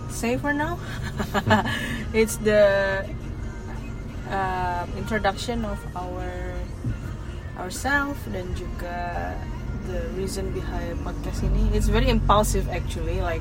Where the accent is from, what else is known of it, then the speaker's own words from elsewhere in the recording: Jakarta, Indonesia; now in Bekasi, Indonesia; kalau gue sih dari Jakarta aslinya dan baru pindah ke Bekasi setelah menikah dengan my husband